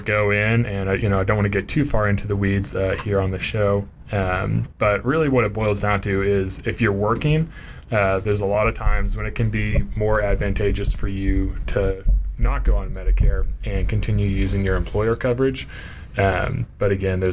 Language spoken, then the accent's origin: English; Knoxville, Tennessee, United States; I've born and raised in Knoxville, Tennessee